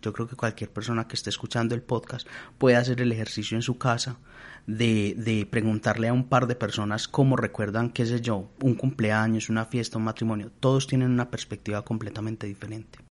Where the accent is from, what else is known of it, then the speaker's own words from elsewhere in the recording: Colombia; nosotros como colombianos tenemos unas memorias colectivas